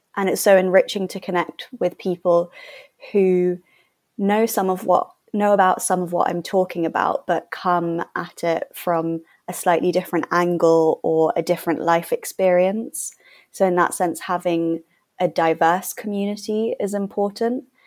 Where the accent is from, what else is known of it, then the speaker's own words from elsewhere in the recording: London, United Kingdom; I'm from London.